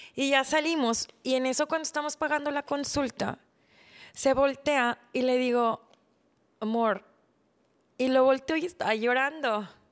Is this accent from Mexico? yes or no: yes; Mexico; crecí en México, pero me educaron mis papás coreanos